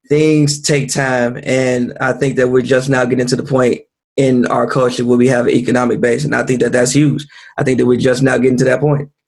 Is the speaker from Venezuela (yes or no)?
no; United States; as African Americans